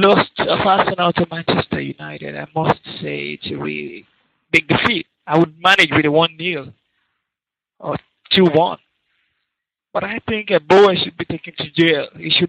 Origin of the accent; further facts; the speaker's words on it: Nigeria; now in Finland; from Finland. I'm a Nigerian living in Finland